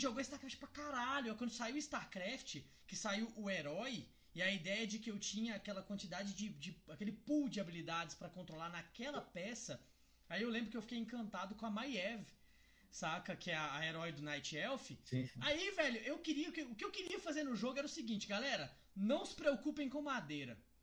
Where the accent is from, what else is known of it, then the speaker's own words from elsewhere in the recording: Cristalina, Goiás, Brazil; eu sou do interior de Goiás, eu sou de Cristalina